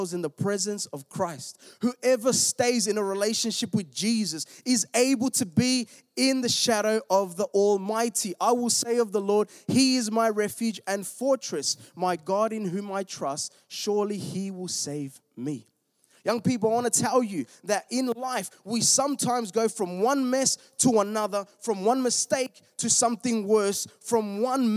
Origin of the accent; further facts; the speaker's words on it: Melbourne, Victoria, Australia; I'm from Melbourne. We were in the southeast